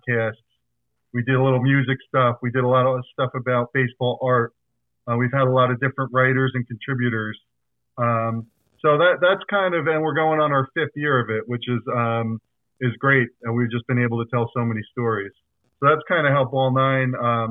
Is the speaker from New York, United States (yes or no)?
no; Belleville, New Jersey, United States; moved away as an adult; also born or lived in Santa Barbara, California; we were Little League teammates together growing up in Belleville, New Jersey.